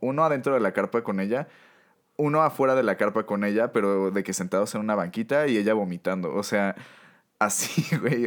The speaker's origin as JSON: {"language": "Spanish", "country": "Mexico", "said": "como buenos mexicanos"}